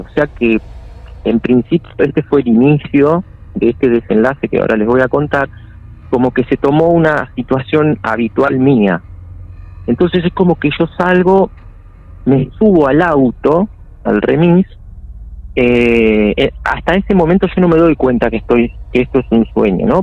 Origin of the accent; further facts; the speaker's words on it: Florencio Varela, Buenos Aires Province, Argentina; yo soy de Buenos Aires